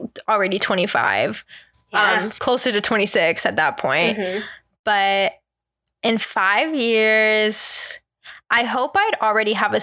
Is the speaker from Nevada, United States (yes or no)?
yes; Las Vegas, Nevada, United States; we're from Vegas